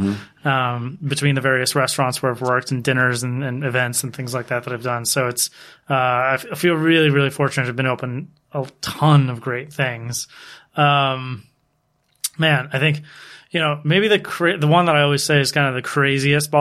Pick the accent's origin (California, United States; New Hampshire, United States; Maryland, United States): Maryland, United States; Dundalk; I've never forgotten where I'm from. Was born in Dundalk, Maryland